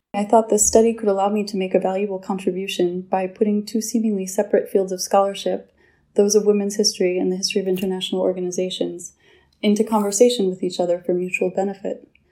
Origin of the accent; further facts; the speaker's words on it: United States; moved away as an adult; now in Geneva, Switzerland; I'm an American national.